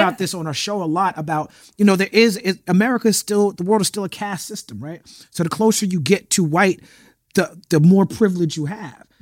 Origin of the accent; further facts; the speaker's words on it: New York, United States; growing up in New York